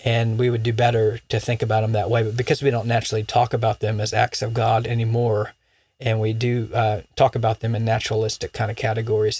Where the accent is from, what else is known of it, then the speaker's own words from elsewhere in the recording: Florida, United States; moved away; where I grew up in Florida